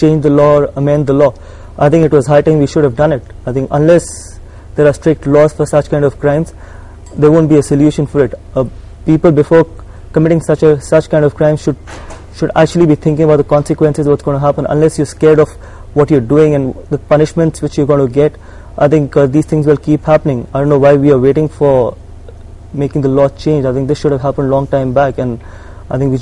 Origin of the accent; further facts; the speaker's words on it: India; Being an Indian